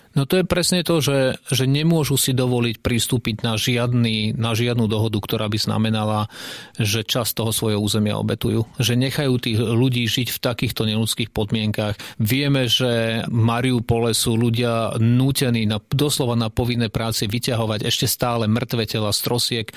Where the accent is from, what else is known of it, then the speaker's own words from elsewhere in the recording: Slovakia; sme zo Slovenska